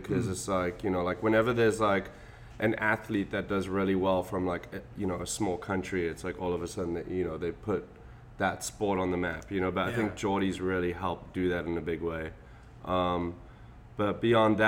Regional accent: Durban, KwaZulu-Natal, South Africa; moved away as an adult; also born or lived in Europe; now in Venice, United States; I grew up in Umhlanga in Durban in South Africa.

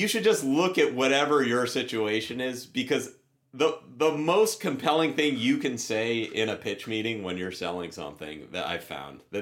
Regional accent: Lexington, Massachusetts, United States; I'm from Lexington, Massachusetts.

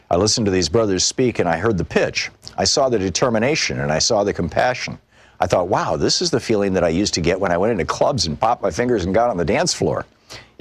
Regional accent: New York City, New York, United States; I was originally from Queens and came out of the Corona branch of the Black Panther Party

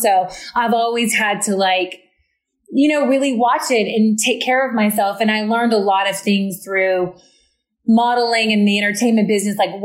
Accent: the South, United States; I'm from the South.

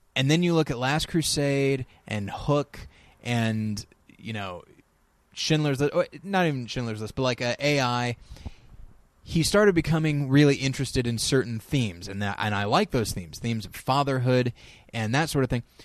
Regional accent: United States; as an American

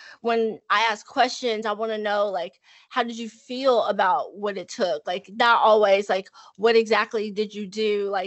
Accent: Dallas, Texas, United States; I'm born and raised in Dallas, Texas

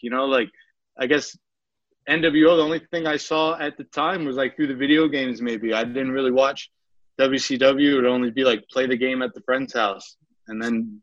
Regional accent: New York, United States; accent: New York; my New York accent

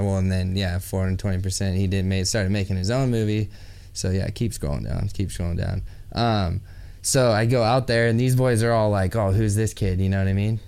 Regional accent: Central Coast, California, United States; close to my hometown where I grew up. Yeah, right. And on the Central Coast in California

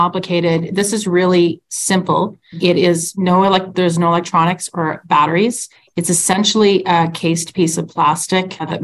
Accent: Ontario near Toronto, Canada; now in Calgary, Canada; I'm a transplant. I'm actually from Ontario near Toronto.

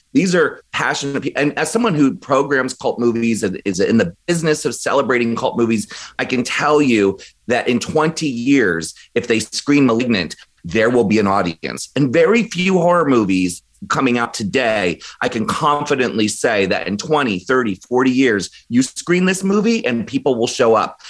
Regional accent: Maryland, United States; I grew up in Maryland

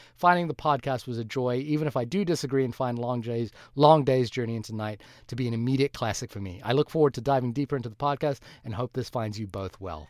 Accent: New Zealand; I am a New Zealander

